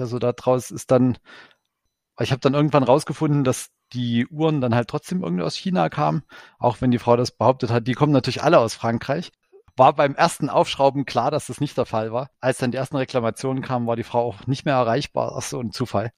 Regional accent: Ore Mountains, Saxony, Germany; Ich komme äh, gebürtig selbst aus dem Erzgebirge

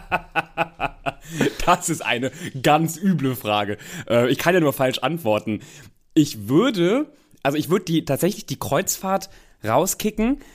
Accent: North Rhine-Westphalia, Germany; moved away; also born or lived in Cologne; ich komme ja ähm, ursprünglich aus Nordrhein-Westfalen, habe lange in Köln gelebt

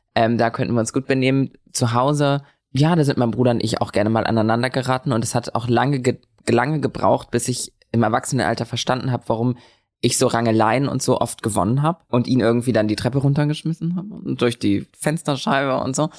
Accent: Lübeck, Schleswig-Holstein, Germany; now in Berlin, Germany; ich bin in Lübeck geboren

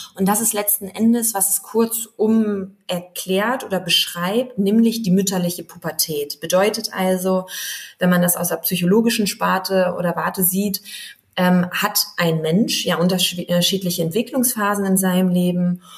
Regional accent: Wolfsburg, Lower Saxony, Germany; moved away as an adult; now in Berlin, Germany; bin gebürtige Wolfsburgerin

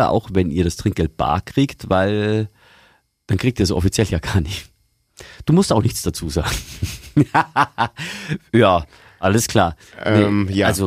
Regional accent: Bavaria, Germany; Ich komme ursprünglich aus Niederbayern und da ist man grundsätzlich geizig.

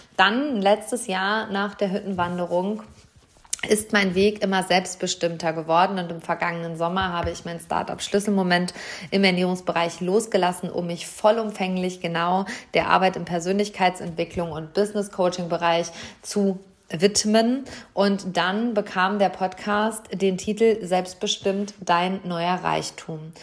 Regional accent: Hamm, North Rhine-Westphalia, Germany; Hier in meiner Heimatstadt, im Maxi-Park, im Seminarraum des Glaselefanten, in unserem Wahrzeichen

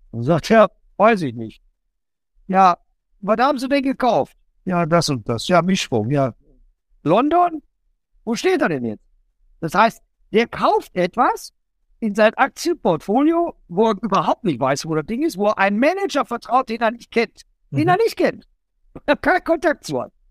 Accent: North Rhine-Westphalia, Germany; ich komme ja aus dem Bott und ich bin in der Nähe auch groß geworden.

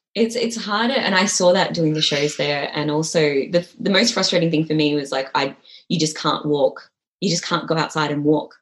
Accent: Malaysia; I'm from Malaysia as well

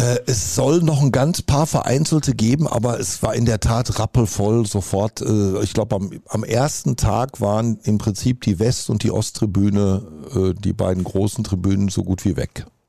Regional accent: Dortmund, North Rhine-Westphalia, Germany; Ich bin Dortmunder vor allen Dingen, mit Leib und Seele

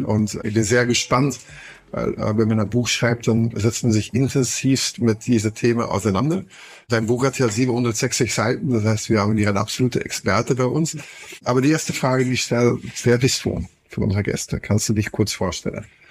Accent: Flanders, Belgium; German is a second language; moved away as an adult; now in Berlin, Germany; Ich komme komm noch aus Flandern

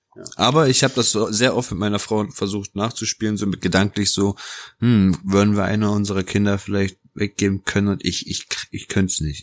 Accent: Germany; also born or lived in Naples, Italy; Bin in Neapel geboren, bin bis zu meinem dritten Lebensjahr dort aufgewachsen. Und mit knapp dreieinhalb Jahren bin ich dann ähm, nach Deutschland gekommen

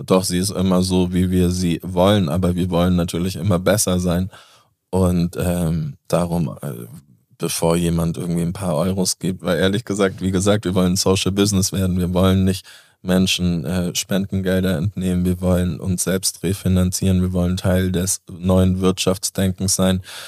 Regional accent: Föhr, Schleswig-Holstein, Germany; now in Hamburg, Germany; wo ich groß geworden bin. In Föhring.

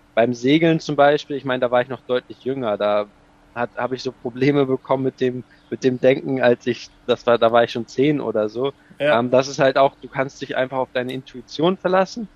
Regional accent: Ratzeburg, Schleswig-Holstein, Germany; also born or lived in United States; in Ratzeburg geboren, ähm, und auch hier aufgewachsen

